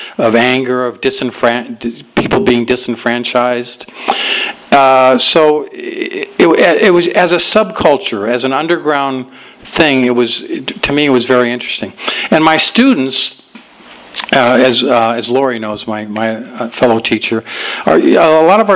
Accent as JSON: {"language": "English", "town": "Los Angeles", "region": "California", "country": "United States", "tie": "born or raised there", "also_born_or_lived": "Alhambra, California", "said": "I was born in Alhambra, and we lived there for a while, and then we moved out to my folks moved to Van Nuys after"}